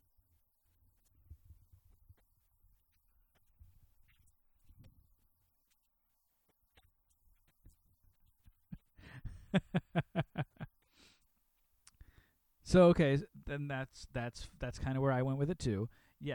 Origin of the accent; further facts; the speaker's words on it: Midwest, United States; I grew up in the Midwest